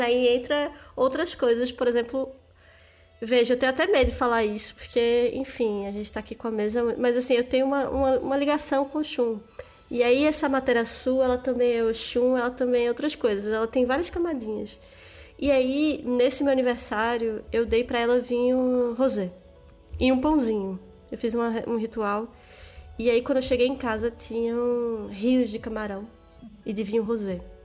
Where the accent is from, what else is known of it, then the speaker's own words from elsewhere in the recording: Northeast Region, Brazil; eu sou, eu sou do Nordeste